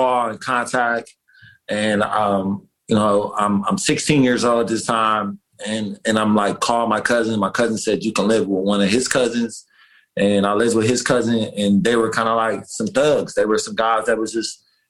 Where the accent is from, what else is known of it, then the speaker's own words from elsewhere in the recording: Detroit, Michigan, United States; now in New York City, United States; Growing up in Detroit, Michigan